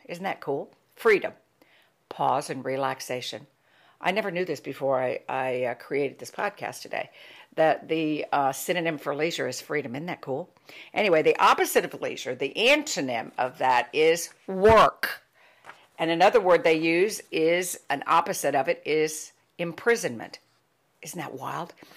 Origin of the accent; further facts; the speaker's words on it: Ohio, United States; I was born and lived in a, a, in a very work ethic family, culture and society when I was a child growing up in Ohio.